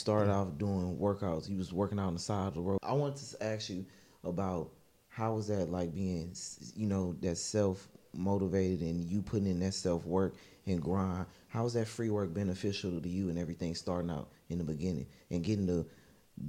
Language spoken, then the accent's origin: English; Texas, United States; now in Georgia, United States; me and him, we're from Texas